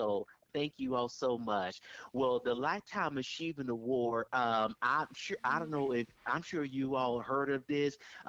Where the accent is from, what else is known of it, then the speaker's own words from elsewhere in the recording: Richmond, California, United States; growing up in the 80s, especially the 80s in Richmond